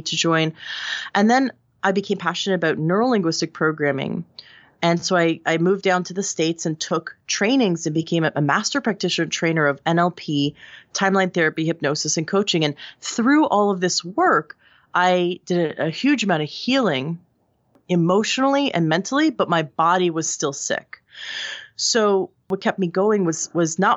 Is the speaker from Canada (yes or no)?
yes; Toronto, Ontario, Canada; This is where I grew up in Canada.